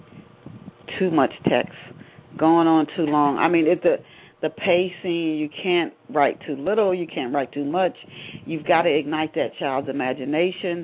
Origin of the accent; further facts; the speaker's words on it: Knoxville, Tennessee, United States; also born or lived in Ohio; in Knoxville, Tennessee, where I spent my childhood. I thought I was born in Ohio.